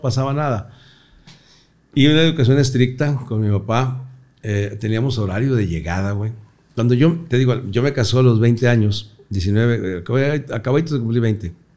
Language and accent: Spanish; Torreón, Coahuila, Mexico; moved away; Nací en Torreón, Coahuila hace 62 años